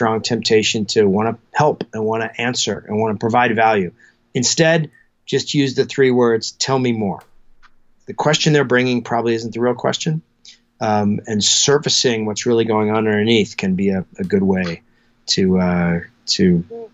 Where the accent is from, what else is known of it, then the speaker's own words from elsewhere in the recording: Alaska, United States; moved away; I grew up in Alaska